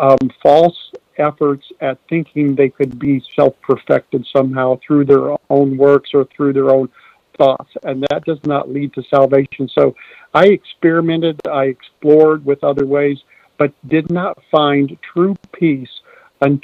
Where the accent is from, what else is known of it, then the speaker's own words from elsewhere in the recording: Midwest, United States; moved away; also born or lived in New England / Virginia; I grew up in the Midwest, worked on farms a lot